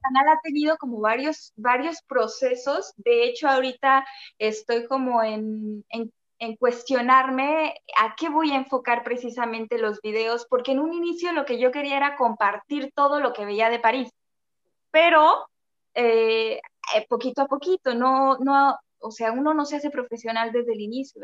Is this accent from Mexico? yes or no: yes; Mexico City, Mexico; moved away as an adult; also born or lived in Mérida, Mexico; Yo soy de la Ciudad de México y viví en Mérida los cuatro años de mi carrera